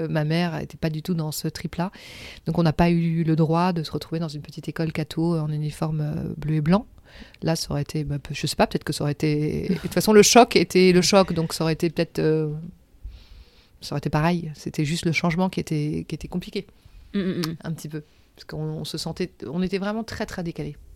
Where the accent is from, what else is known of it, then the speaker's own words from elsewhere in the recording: Paris, Île-de-France, France; also born or lived in Senegal / Gorée, Senegal; je suis née au Sénégal, j'ai grandi au Sénégal. Je suis arrivée à Paris à 7 ans. Et après, euh, je suis restée euh, depuis à Paris euh, et je fais des allers-retours avec le Sénégal pour mon travail.